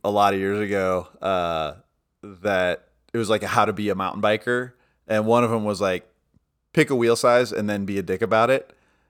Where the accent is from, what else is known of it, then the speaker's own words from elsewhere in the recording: New Orleans, Louisiana, United States; Yeah, and it's funny because the shop that I grew up in New Orleans was a train wreck.